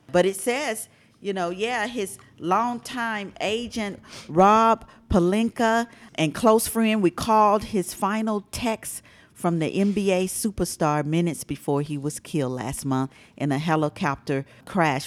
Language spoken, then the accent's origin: English; Atlanta, Georgia, United States; I was born and raised in Atlanta